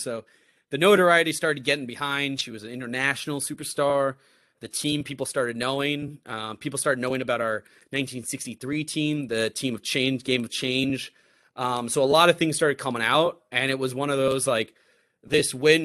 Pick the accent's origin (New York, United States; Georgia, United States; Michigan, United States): New York, United States; moved away as an adult; also born or lived in East Coast; now in Chicago, United States; I'm not from the Midwest. I'm from New York